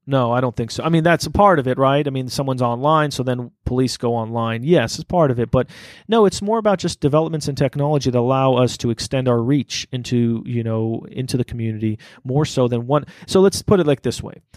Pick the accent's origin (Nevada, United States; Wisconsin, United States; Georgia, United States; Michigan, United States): Nevada, United States; Las Vegas; when we grew up here in Las Vegas, I grew up in some of the worst parts of town